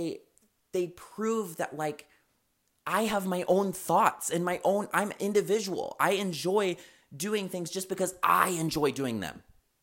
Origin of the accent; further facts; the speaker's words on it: Chicago, Illinois, United States; I'm from Chicago. I lived there for fucking 4 years. I miss that shit.